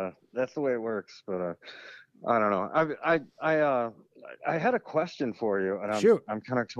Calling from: Oklahoma, United States; Actually, I'm in Oklahoma.

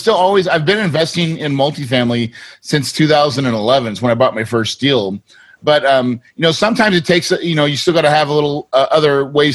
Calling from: Phoenix, Arizona, United States; right now I'm in Phoenix, Arizona.

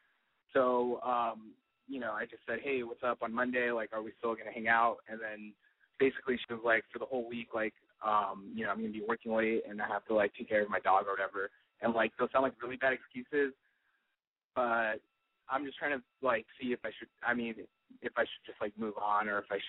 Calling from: San Francisco, California, United States; I'm 25. I'm calling from San Francisco.

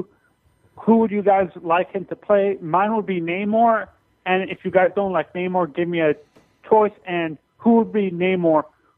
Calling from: Florida, United States

